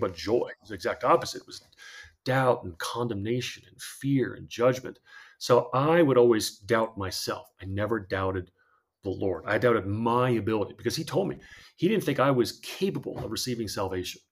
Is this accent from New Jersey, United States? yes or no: yes; New Jersey, United States; moved away as an adult; also born or lived in Idaho; I had, uh, grown up in New Jersey